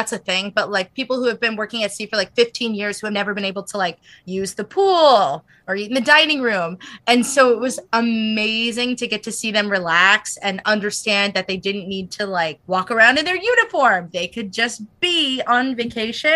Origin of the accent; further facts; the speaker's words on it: United States; I'm American.